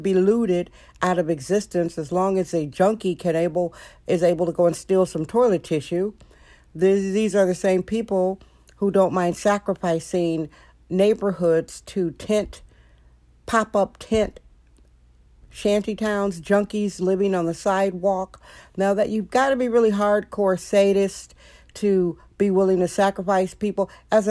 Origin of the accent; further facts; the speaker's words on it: Wisconsin, United States; now in San Francisco, United States; I have lived in San Francisco for decades. I came out here from Wisconsin. I actually was a Midwestern refugee.